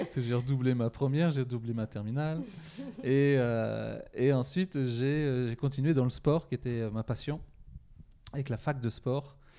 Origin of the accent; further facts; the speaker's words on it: Poitiers, Nouvelle-Aquitaine, France; je viens de Poitiers